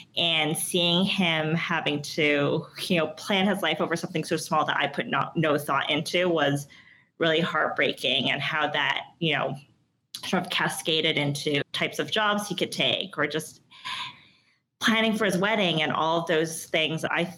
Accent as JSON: {"language": "English", "town": "Toronto", "region": "Ontario", "country": "Canada", "tie": "born or raised there", "also_born_or_lived": "Hong Kong", "moved": "yes", "said": "I'm originally from Toronto. I also, part of my childhood, grew up in Hong Kong."}